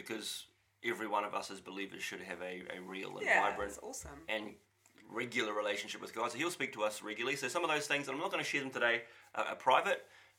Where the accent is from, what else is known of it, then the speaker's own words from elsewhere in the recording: Auckland, New Zealand; now in Whangarei, New Zealand; Growing up in Auckland and being a kid in the 80s was pretty awesome.